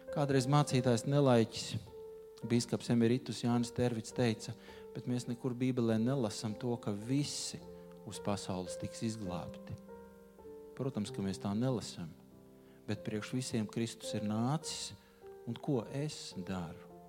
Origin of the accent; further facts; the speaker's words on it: Riga, Latvia; esmu dzimis, audzis rīznieks.